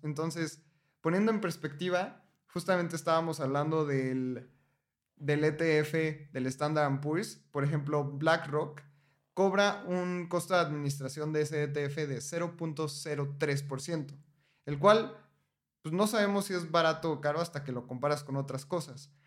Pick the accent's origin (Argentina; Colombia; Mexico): Mexico; como mexicano